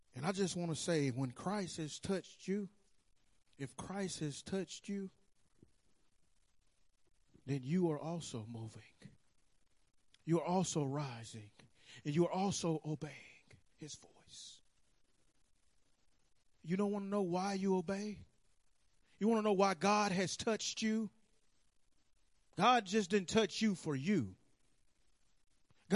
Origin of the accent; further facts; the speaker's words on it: Birmingham, Alabama, United States; accent: country; also born or lived in Chicago, Illinois; now in North Carolina, United States; I was raised in Birmingham, Alabama.